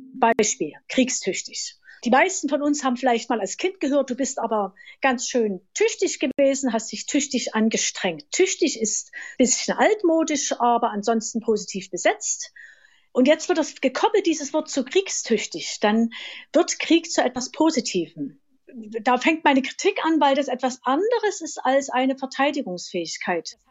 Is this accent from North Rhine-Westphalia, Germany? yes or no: no; Dresden, Saxony, Germany; now in Leipzig, Germany; ich wohne in Leipzig, bin aufgewachsen in Dresden